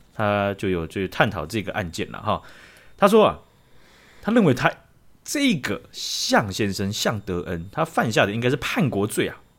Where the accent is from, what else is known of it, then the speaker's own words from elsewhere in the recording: Taiwan; 我台湾人